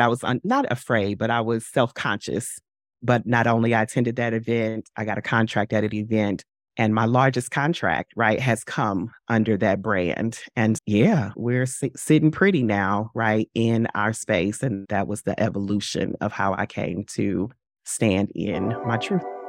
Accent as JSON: {"language": "English", "town": "St. Louis", "region": "Missouri", "country": "United States", "tie": "born or raised there", "moved": "as an adult", "lives_now": "New York, United States", "said": "I relocated from my hometown, from Saint Louis to New York in twenty twenty-one"}